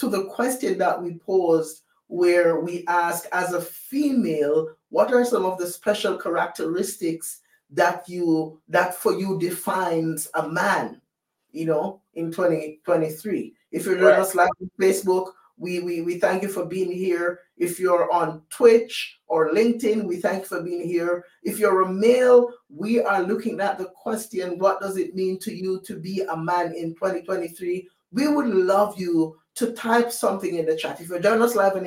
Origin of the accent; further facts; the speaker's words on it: Jamaica; moved away; I was born and raised in Jamaica